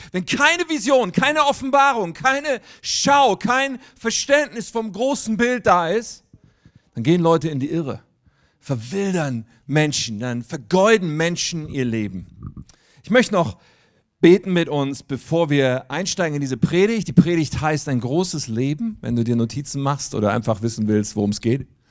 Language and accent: German; Wuppertal, North Rhine-Westphalia, Germany; now in near Hanover, Germany; Ich komme eigentlich aus Wuppertal